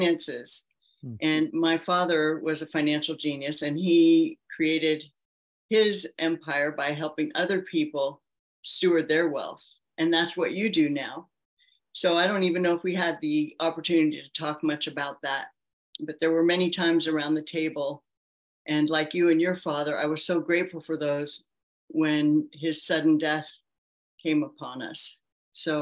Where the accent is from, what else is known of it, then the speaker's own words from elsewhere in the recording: Palo Alto, California, United States; I was born and raised in Palo Alto, California